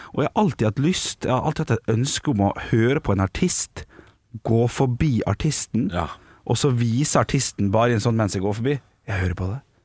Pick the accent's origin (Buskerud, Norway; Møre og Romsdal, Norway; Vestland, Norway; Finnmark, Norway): Møre og Romsdal, Norway; Ålesund; Vi skal til min hjemby